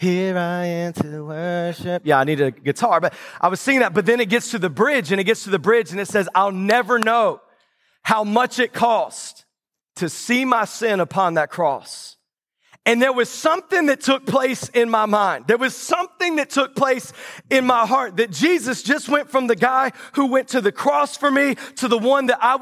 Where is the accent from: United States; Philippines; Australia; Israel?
United States; the South; moved away; I grew up in the South.